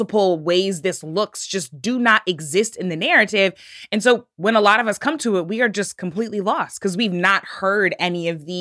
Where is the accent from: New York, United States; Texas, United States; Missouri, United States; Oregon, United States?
Missouri, United States; St. Louis County; I grew up in St. Louis County, not far from Ferguson